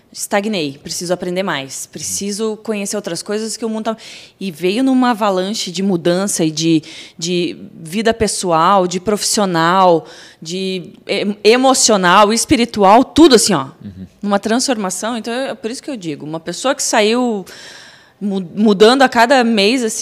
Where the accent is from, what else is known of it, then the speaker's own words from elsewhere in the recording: Curitiba, Paraná, Brazil; Curitiba. Curitibana.